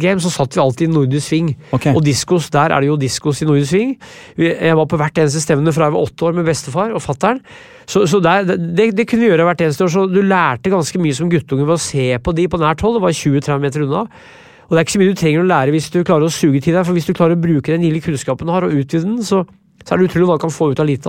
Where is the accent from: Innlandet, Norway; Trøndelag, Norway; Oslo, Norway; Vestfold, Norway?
Innlandet, Norway; Brumunddal; also born or lived in Vermont; jeg er fra Brumunddal, jeg kan ikke bo i by.